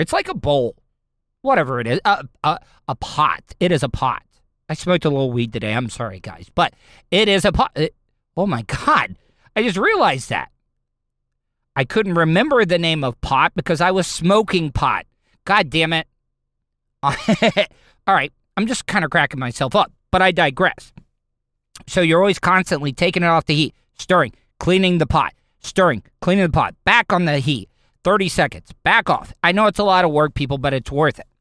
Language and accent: English; De Leon Springs, Florida, United States; I grew up in De Leon Springs. That part of Volusia County